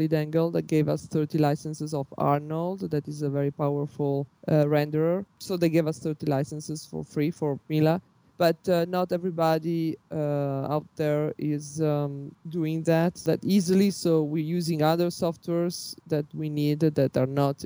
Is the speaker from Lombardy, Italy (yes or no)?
yes; Milan, Lombardy, Italy; I was born in Milano